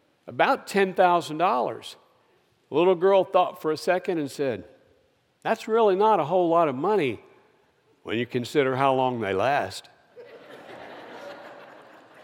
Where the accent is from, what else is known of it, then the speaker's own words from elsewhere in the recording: Kentucky, United States; moved away; I was born and raised in Kentucky, where we were raised on mutton and burgoo.